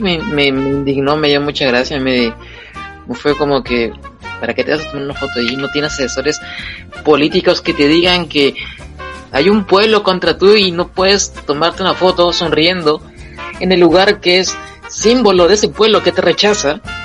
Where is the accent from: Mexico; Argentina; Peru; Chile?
Peru; soy peruano